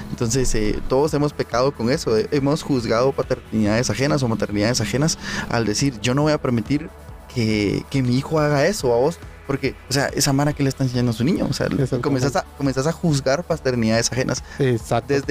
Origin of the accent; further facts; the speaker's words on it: Guatemala; Como buen guatemalteco, todo lo resuelve a pijazos.